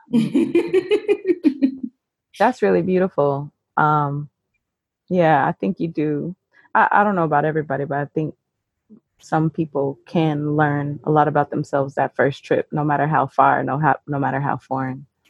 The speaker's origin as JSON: {"language": "English", "town": "Carbondale", "region": "Illinois", "country": "United States", "said": "So I am from Southern Illinois, uh, Carbondale"}